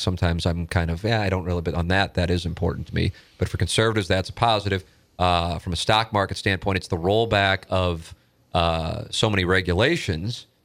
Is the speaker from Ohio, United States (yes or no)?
no; St. Louis, Missouri, United States; my neighborhood growing up in South City